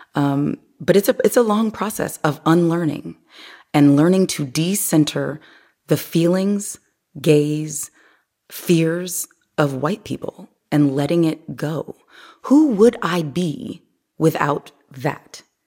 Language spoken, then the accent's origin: English; Omaha, Nebraska, United States; also born or lived in Miami; now in Los Angeles, United States; I grew up, I'm originally from Omaha, Nebraska